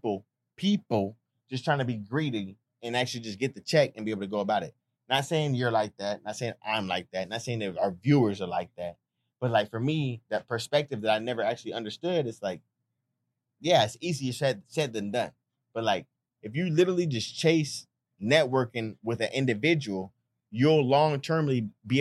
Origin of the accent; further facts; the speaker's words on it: California, United States; I'm from Cali